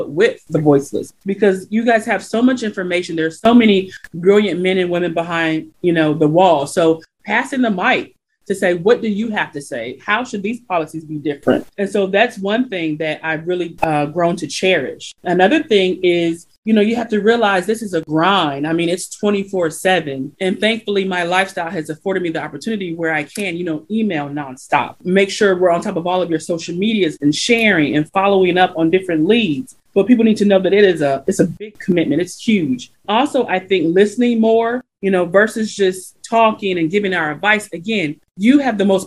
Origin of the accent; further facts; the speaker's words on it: Detroit, Michigan, United States; moved away as an adult; also born or lived in Sacramento, California / Tuskegee, Alabama / San Francisco, California; I was raised in Detroit